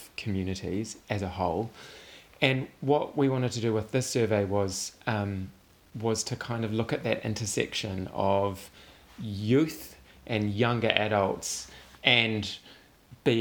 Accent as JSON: {"language": "English", "town": "Makara", "region": "Wellington", "country": "New Zealand", "tie": "born or raised there", "moved": "yes", "said": "I'm originally from Makara, on the west coast of Whanganui Atara"}